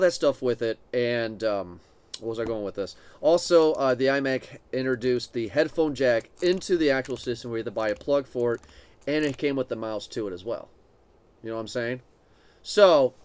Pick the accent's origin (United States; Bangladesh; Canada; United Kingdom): United States; Swanton; Swanton, my hometown and where we live now